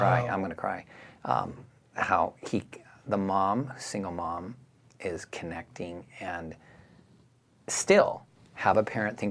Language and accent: English; Simi Valley, California, United States; also born or lived in San Diego; I grew up in Simi Valley, California